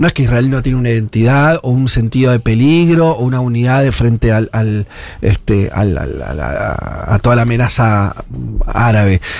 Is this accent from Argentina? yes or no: yes; Argentina